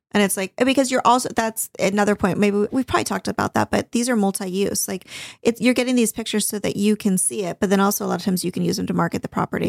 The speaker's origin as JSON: {"language": "English", "town": "Newport Beach", "region": "California", "country": "United States", "tie": "born or raised there", "said": "growing up in Newport"}